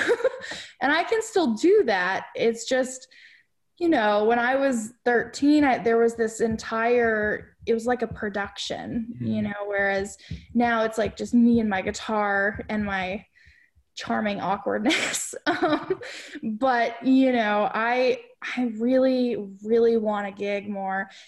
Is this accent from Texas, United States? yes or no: yes; Dallas, Texas, United States; I grew up in Dallas